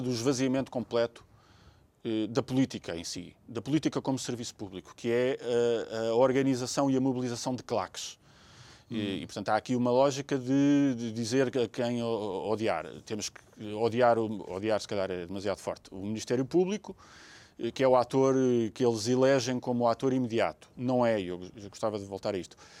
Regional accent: Portugal; enquanto portugueses

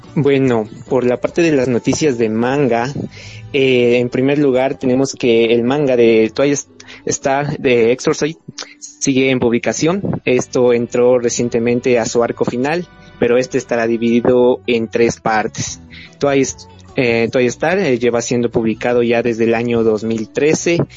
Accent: Ecuador; soy de Ecuador

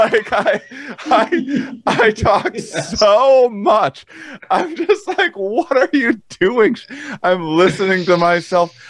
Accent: Wisconsin, United States; moved away; I'm in Wisconsin. I came home when everything hit the fan. I came to my hometown

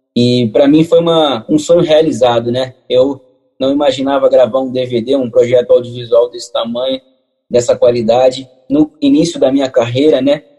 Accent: Rio de Janeiro, Brazil; Eu moro aqui no Rio de Janeiro, tá nascido e criado aqui no Catete

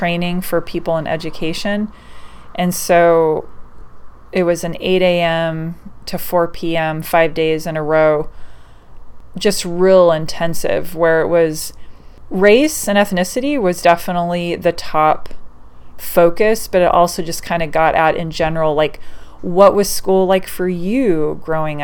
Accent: Oregon, United States; I was born and raised in Oregon

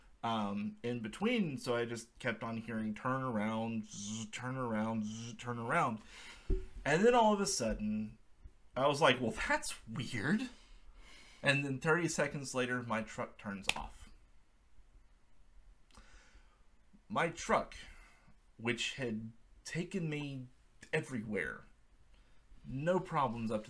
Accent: South Georgia, United States; moved away as an adult; now in Atlanta, United States; I'm from South Georgia, born and raised, spent most of my life

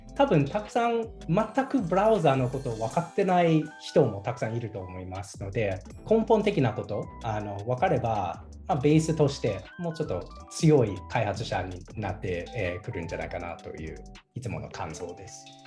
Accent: United States; moved away as an adult; also born or lived in Toyama Prefecture, Japan; now in Toyama, Japan; 富山県に住んでて、アメリカ出身

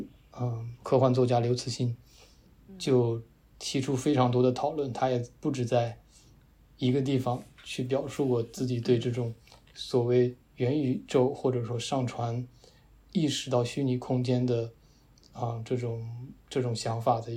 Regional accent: Taiyuan, Shanxi, China; moved away; also born or lived in Beijing; 我们都是太原的

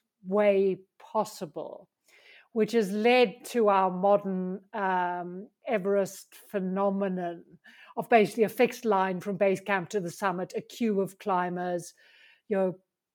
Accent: South Africa; moved away as an adult; now in Pyrenees; I'm South African

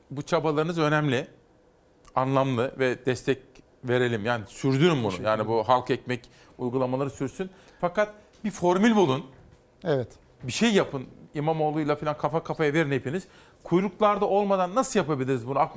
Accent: Kars, Kars Province, Turkey

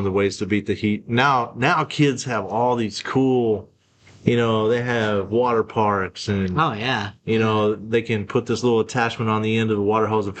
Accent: Texas, United States; also born or lived in Arizona; Growing up in Texas

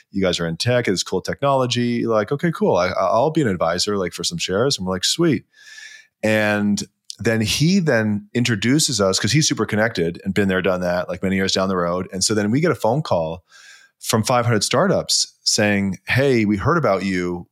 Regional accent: Vancouver, British Columbia, Canada; moved away; also born or lived in Toronto; I'm from Vancouver

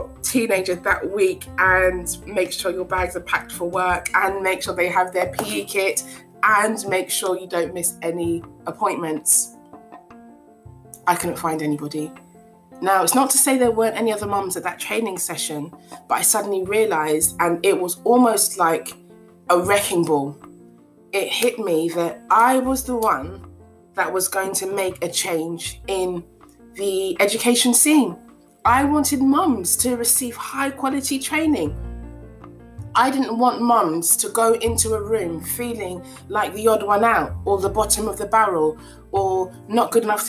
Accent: Ghana; first language Twi; English is a second language; I do understand my mother tongue, which is Chui, and my husband's mother tongue, which is Ga. Those are the two of the biggest languages in Ghana.

